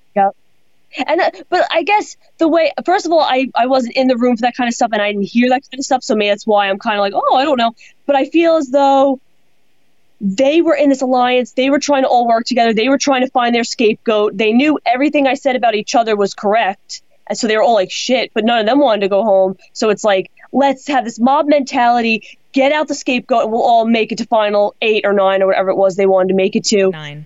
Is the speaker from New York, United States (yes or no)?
yes; Long Island, New York, United States; I'm from Long Island